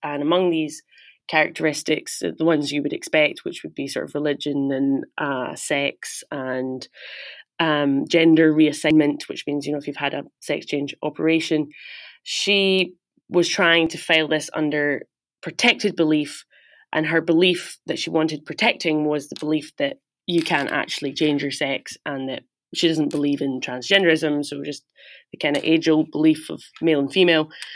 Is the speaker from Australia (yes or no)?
no; Glasgow, Scotland, United Kingdom; moved away as an adult; also born or lived in New York; I'm from Glasgow, Scotland, and I grew up there, went to school there